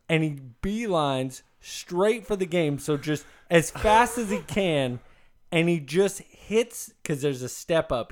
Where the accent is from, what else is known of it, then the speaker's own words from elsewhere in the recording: Elk Grove, California, United States; growing up in Elk Grove, there's this old roller rink